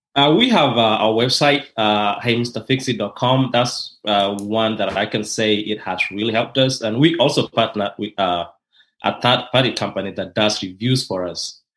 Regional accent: Kenya; moved away as an adult; now in Rome, Georgia, United States; I'm originally from Kenya, and that's in East Africa

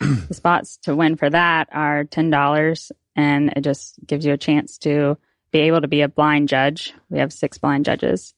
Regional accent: Pensacola, Florida, United States; I'm from Pensacola

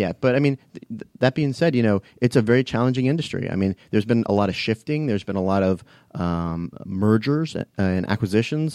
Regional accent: Fairfax County, Virginia, United States; moved away as an adult; also born or lived in Washington, D.C.; now in Atlanta, United States; I grew up in Fairfax County. So, um, you know, lived there, uh, uh, for about eighteen years until I mo-, moved to Atlanta.

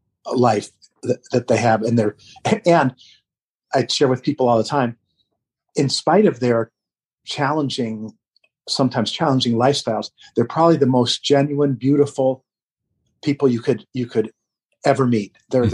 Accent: Vermont, United States; they're from my home state of Vermont as well.

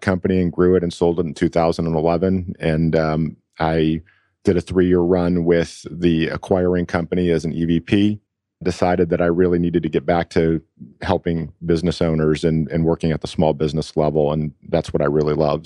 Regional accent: Buffalo, New York, United States; moved away as an adult; now in Atlanta, United States; I'm from Buffalo originally. Um, I was moved here to Atlanta by a company

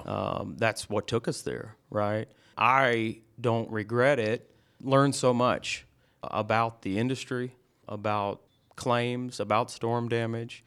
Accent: Lawrenceville, Georgia, United States; I'm from Lawrenceville

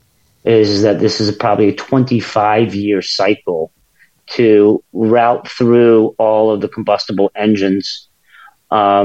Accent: United States; As an American

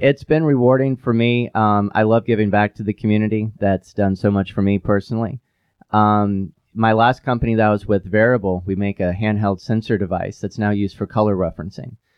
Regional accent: Knoxville, Tennessee, United States; also born or lived in Midwest / Pacific Northwest / Silicon Valley / Europe; now in Chattanooga, United States; my hometown of Knoxville, Tennessee

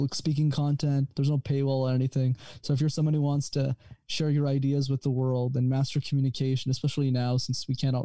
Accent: Montreal, Quebec, Canada; I'm actually from Montreal, but I come to the States a lot for business.

